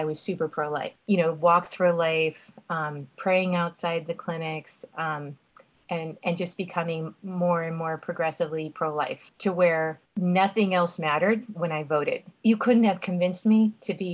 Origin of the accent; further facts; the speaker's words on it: Texas, United States; moved away as an adult; also born or lived in Annapolis, Maryland / Charleston; I am from Texas originally